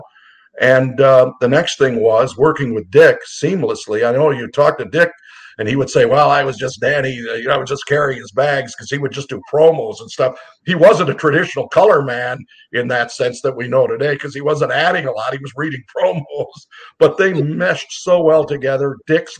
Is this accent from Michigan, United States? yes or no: yes; Detroit, Michigan, United States; moved away; growing up in Detroit, and I was fortunate enough to grow up in Detroit